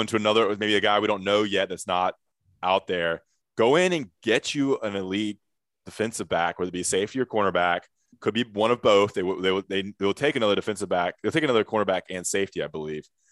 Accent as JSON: {"language": "English", "town": "Greensboro", "region": "North Carolina", "country": "United States", "tie": "born or raised there", "said": "in Greensboro, North Carolina, my hometown, my high school."}